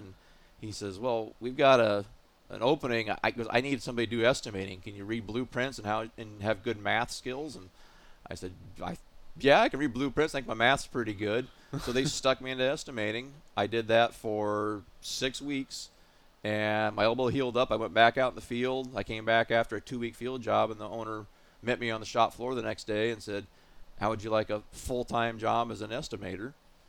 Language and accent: English; Pacific Northwest, United States; I grew up in the Pacific Northwest. I was fortunate enough to live in the late 60s, early 70s when the steelhead and salmon fishery was phenomenal.